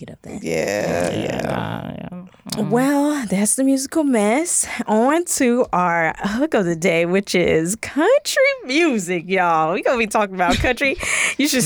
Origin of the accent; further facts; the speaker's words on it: Texas, United States; As a Texan